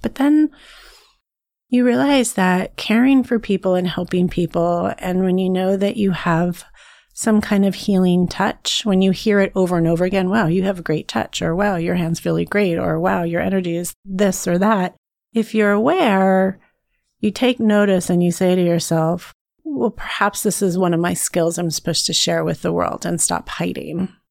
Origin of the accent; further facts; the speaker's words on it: a small town near Fresno, California, United States; I'm originally from California. So I was raised in a really small town near Fresno